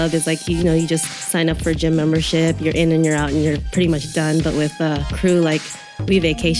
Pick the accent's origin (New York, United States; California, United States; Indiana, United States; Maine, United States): California, United States; San Francisco; Born and raised in San Francisco, so it's our city.